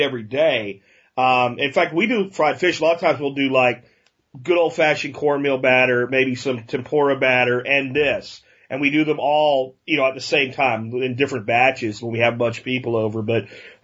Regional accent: Pennsylvania, United States; Growing up in Pennsylvania in August when the harvest was heavy from the zucchini, it was a small town

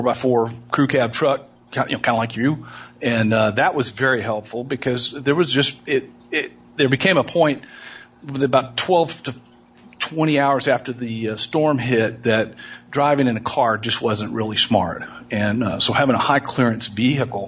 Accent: Houston, Texas, United States; I was born and raised in Houston. I grew up on the west side of town

